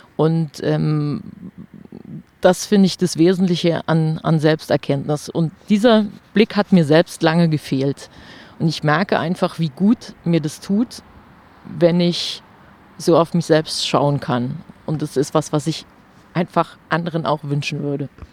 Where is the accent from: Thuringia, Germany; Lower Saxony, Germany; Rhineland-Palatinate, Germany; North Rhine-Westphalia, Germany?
Rhineland-Palatinate, Germany; near Trier; moved away as an adult; also born or lived in Saarbrücken / Stuttgart / Freiburg; nach Trier gezogen. Also ganz in die Nähe meiner Heimat